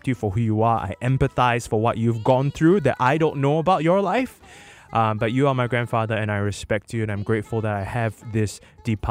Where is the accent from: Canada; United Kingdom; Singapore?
Singapore; my roots is all the way in Jurong West, where I grew up in my grandmother's house